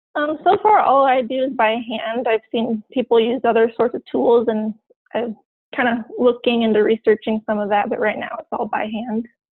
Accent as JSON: {"language": "English", "town": "Eugene", "region": "Oregon", "country": "United States", "tie": "born or raised there", "lives_now": "Silver Lake, United States", "said": "I actually grew up in Eugene, Oregon"}